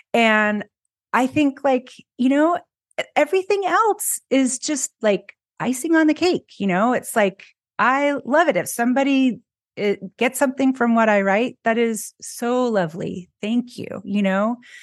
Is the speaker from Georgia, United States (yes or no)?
no; California, United States; moved away as an adult; now in Philadelphia, United States; I grew up in California and now I'm in Philly.